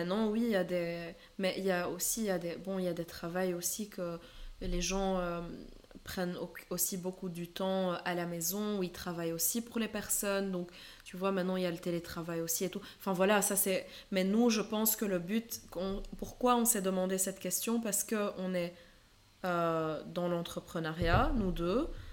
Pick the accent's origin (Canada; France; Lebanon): Lebanon; moved away; j'ai grandi au Liban